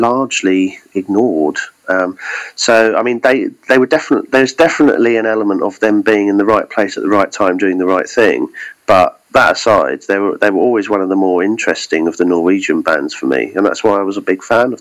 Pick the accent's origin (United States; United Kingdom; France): United Kingdom; South of England; I'm from the south of England